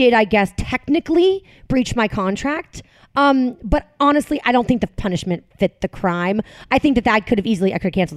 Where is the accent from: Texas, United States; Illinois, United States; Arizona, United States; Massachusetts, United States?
Massachusetts, United States; outside of Boston; moved away as an adult; also born or lived in Manhattan, New York; now in New Jersey, United States; I grew up in Massachusetts